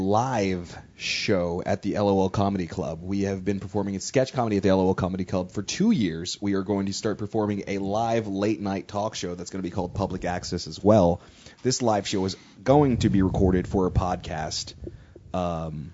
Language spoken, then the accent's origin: English; San Antonio, Texas, United States; We are from San Antonio, Texas.